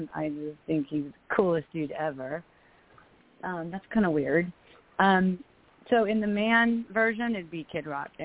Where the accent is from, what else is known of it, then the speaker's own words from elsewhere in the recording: Florida, United States; moved away; also born or lived in Los Angeles; Well, I'm from Florida. I grew up, on the beaches